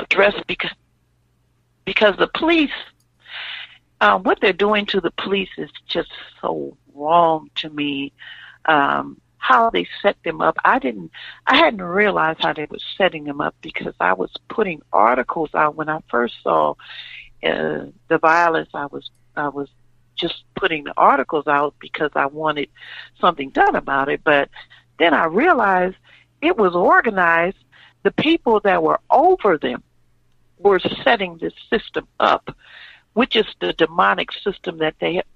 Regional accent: Louisiana, United States; now in Illinois, United States; I'm from Louisiana

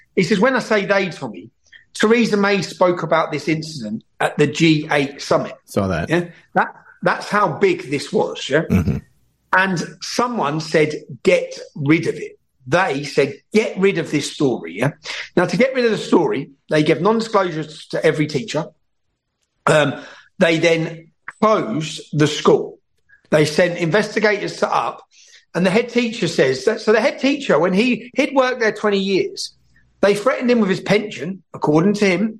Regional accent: Luton, East of England, United Kingdom; moved away as an adult; growing up in Luton

